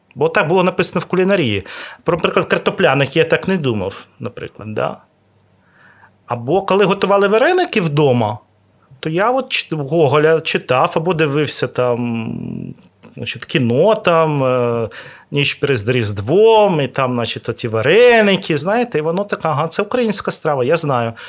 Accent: Odesa, Odesa Oblast, Ukraine; я народився в Одесі.

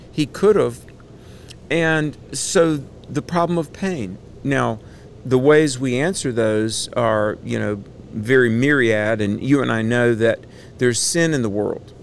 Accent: Greensboro, North Carolina, United States; my hometown of Greensboro, North Carolina

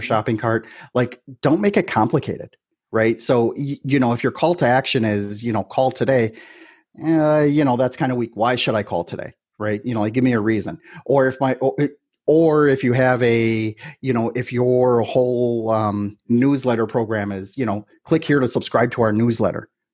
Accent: Milwaukee, Wisconsin, United States; moved away as an adult; now in Miami, United States; I'm originally from Milwaukee, Wisconsin.

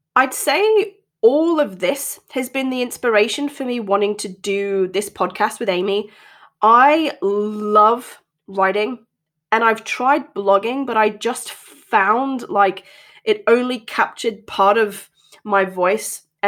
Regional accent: North East England, United Kingdom; accent: transatlantic; also born or lived in Australia; I currently live in the northeast of England, and as you may be able to tell, my accent is a little transatlantic, shall we say. This has come from both growing up here and in Australia, where my dad and my second family live.

